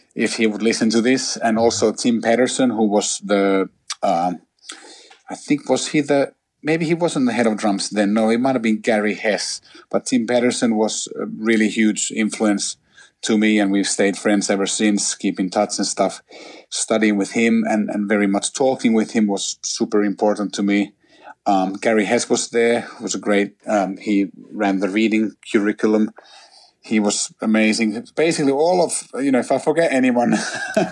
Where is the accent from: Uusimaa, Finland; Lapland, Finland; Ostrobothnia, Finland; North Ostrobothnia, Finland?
Uusimaa, Finland; Helsinki; I'm originally from Helsinki, which is the capital of Finland. up in Northern Europe, and I grew up there